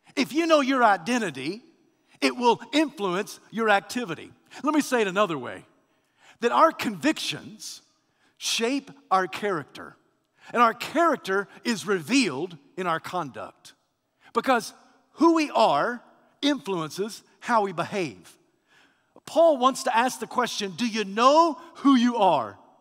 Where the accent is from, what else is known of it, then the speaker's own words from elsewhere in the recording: United States; I'm a man, I'm a preacher, I'm an American